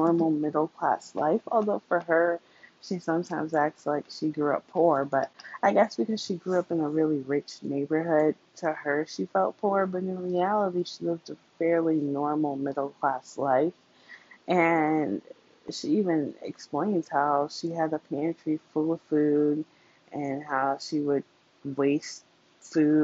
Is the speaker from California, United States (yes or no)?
no; New York, United States; I am from New York and I grew up poor